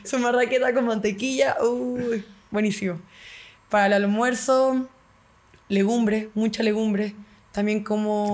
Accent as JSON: {"language": "Spanish", "country": "Chile"}